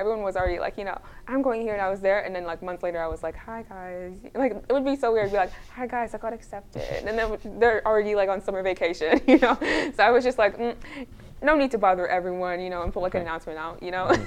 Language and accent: English; Toronto, Ontario, Canada; a kid coming from Scarborough